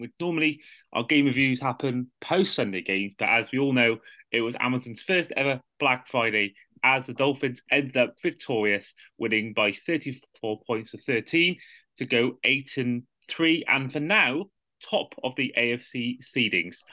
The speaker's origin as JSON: {"language": "English", "area": "Welsh", "region": "Wales", "country": "United Kingdom", "said": "a Welsh football fan"}